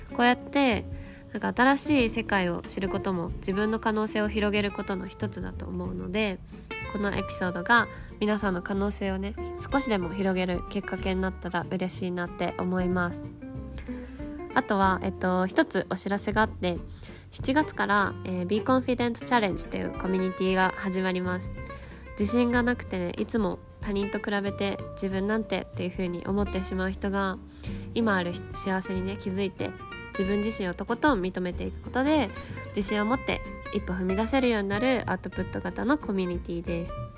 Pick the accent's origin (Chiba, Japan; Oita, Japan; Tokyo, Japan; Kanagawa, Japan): Kanagawa, Japan; Yokohama; moved away as an adult; now in Spain; 私はあの日本で横浜出身なんですよだから都会育ち